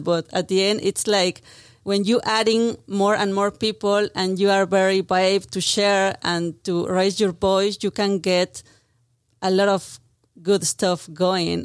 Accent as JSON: {"language": "English", "region": "Mexico City", "country": "Mexico", "second_language": "English", "moved": "as an adult", "said": "I'm from Mexico City, as you can hear from my accent"}